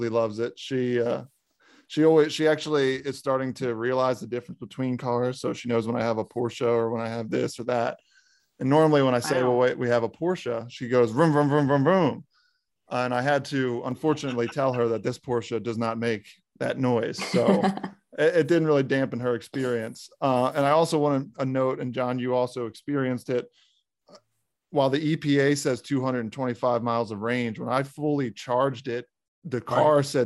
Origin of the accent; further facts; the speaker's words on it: Maryland, United States; I'm from Maryland